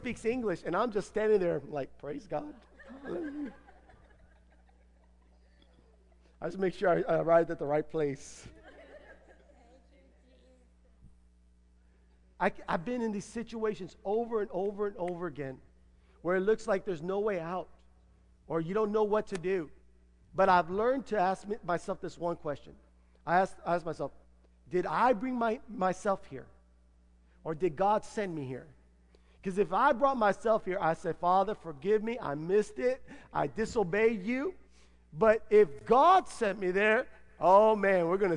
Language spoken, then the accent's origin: English; United States; I'm an American